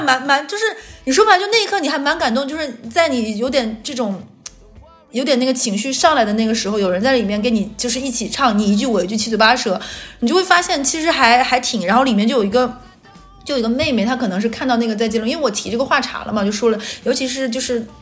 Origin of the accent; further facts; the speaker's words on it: northern China, China; moved away as an adult; now in Shanghai, China; 咱们北方人